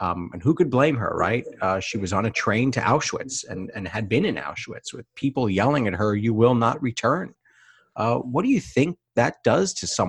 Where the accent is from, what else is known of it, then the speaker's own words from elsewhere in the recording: New York City, New York, United States; I am from Van Cortlandt Park, so I know Riverdale pretty well.